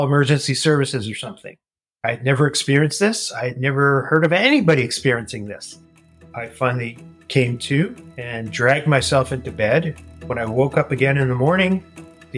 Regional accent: Winnipeg, Manitoba, Canada; moved away; also born or lived in Toronto; I was born and raised in Winnipeg, Manitoba

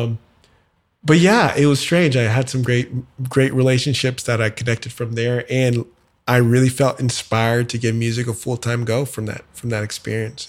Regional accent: San Antonio, Texas, United States; moved away as an adult; also born or lived in Dallas, Texas / Houston, Texas; now in Nashville, United States; I'm originally from Texas, uh, born in Dallas, grew up in San Antonio, was in Houston for college and a decade of my life before moving to Nashville three years ago

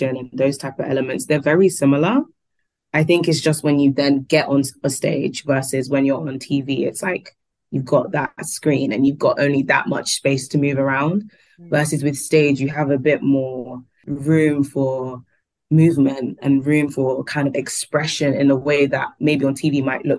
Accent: London, United Kingdom; we are from London

